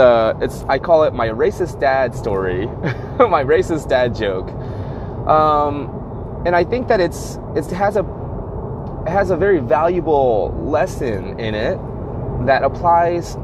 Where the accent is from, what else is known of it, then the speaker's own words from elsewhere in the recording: United States; I'm Asian American